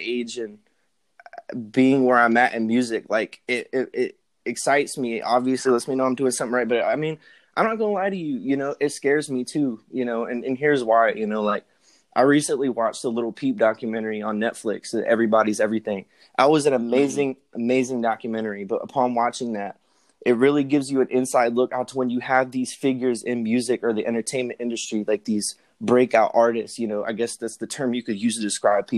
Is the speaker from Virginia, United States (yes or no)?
yes; Norfolk, Virginia, United States; I was born and raised in Norfolk